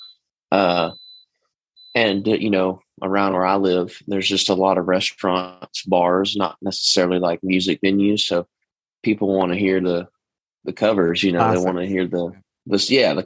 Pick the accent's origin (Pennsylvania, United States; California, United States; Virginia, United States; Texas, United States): Texas, United States; East; accent: twang; I'm from Texas. I'm from East Texas too. So the twang is in there naturally